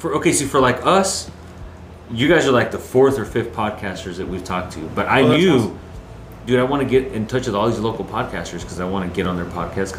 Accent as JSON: {"language": "English", "town": "Arlington", "region": "Texas", "country": "United States", "tie": "born or raised there", "moved": "yes", "said": "We're born and raised in Dallas-Fort Worth Metroplex."}